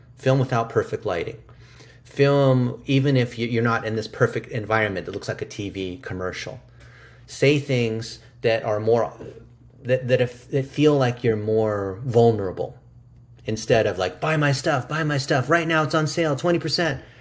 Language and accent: English; United States; English is a second language; I'm an American-born Chinese, which is what we call an A B C. I didn't speak English until I was six